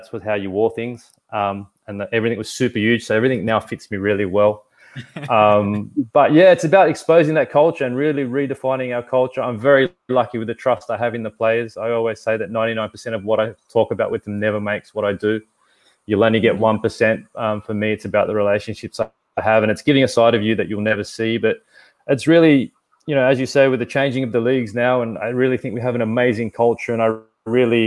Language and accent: English; Sydney, New South Wales, Australia; where I grew up, in a suburb where I grew up in Lakemba.